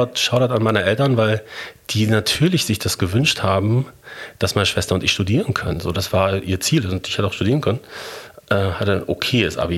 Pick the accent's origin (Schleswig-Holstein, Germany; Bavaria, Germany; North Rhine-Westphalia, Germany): North Rhine-Westphalia, Germany; Bochum; moved away as an adult; also born or lived in Munich / Berlin / Hamburg; Ich bin in Bochum geboren und aufgewachsen